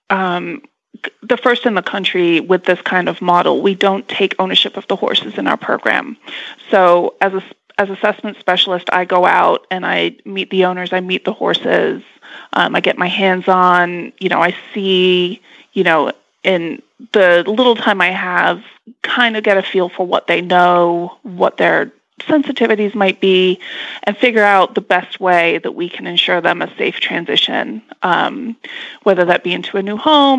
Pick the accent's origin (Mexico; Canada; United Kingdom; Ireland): United Kingdom; England; I was born and raised in England